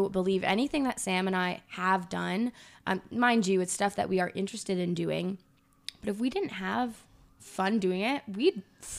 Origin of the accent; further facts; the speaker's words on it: Scotland, United Kingdom; I'm Scottish.